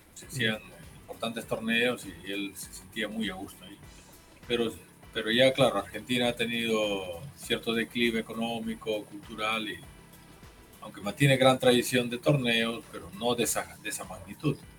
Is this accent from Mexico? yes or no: no; Peru; yo no soy de Lima